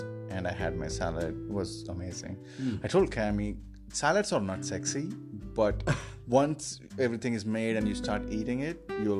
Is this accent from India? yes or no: yes; India; moved away as an adult; now in Cleveland, United States; I'm a software engineer in Cleveland. I'm from India, and I've been living in Cleveland for 10 years.